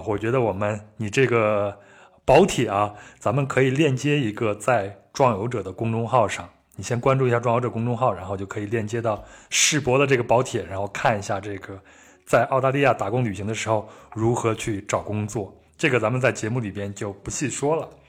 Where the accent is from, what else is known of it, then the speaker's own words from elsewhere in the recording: China; 是我们中国人到哪都买房，到一个地方先第一件事情就是先打听房价。